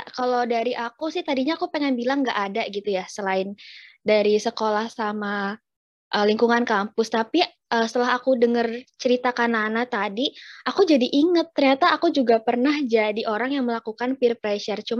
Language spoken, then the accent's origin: Indonesian; Java, Indonesia; Pernah pernah kak. Aku juga orang Jawa kok.